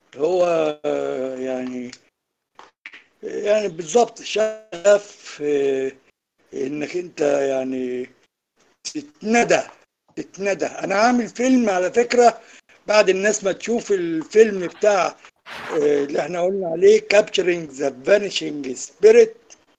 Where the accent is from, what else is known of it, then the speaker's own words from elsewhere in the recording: Port Said Governorate, Egypt; عندنا في بورسعيد